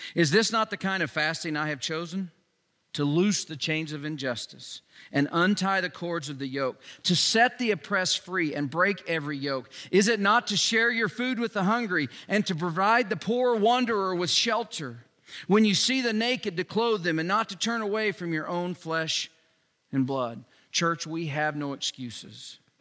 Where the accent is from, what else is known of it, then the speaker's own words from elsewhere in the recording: Joplin, Missouri, United States; now in Newcastle, United States; my hometown, Joplin, Missouri